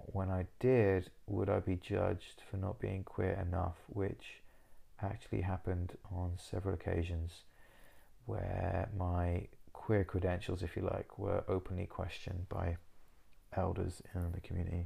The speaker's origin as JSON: {"language": "English", "region": "Wales", "country": "United Kingdom", "tie": "born or raised there", "moved": "as an adult", "lives_now": "Southsea, United Kingdom", "said": "I was born in Cymraeg, Wales, where I lived for 18 years before moving away to Lloegr, England, where I stayed."}